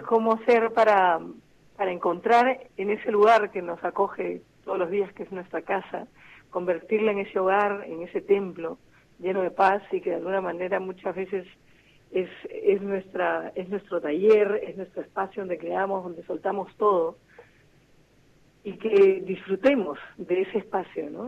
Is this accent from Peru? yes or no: yes; Peru; Somos las voces peruanas